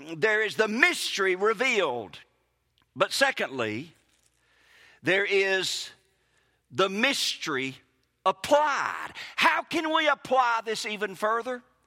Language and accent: English; Mississippi, United States; accent: Mississippi; my Mississippi-ness